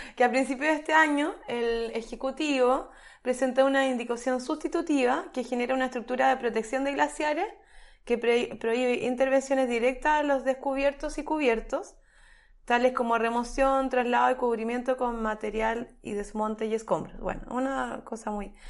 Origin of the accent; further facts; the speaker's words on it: Chile; nosotros somos el país de Latinoamérica